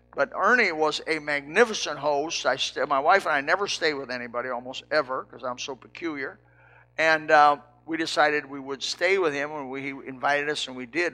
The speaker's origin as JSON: {"language": "English", "region": "Indiana", "country": "United States", "tie": "born or raised there", "said": "I was raised in Indiana"}